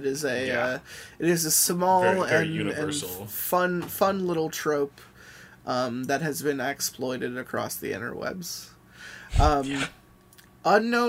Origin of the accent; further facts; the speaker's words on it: Southern United States, United States; I'm from the South, and technology doesn't really get around like it does out here on the West Coast.